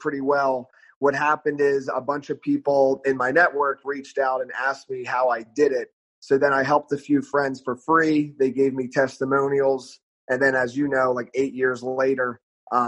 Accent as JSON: {"language": "English", "region": "Pennsylvania", "country": "United States", "tie": "born or raised there", "also_born_or_lived": "South Carolina", "moved": "as an adult", "said": "I grew up in Pennsylvania. I went to college in South Carolina, though."}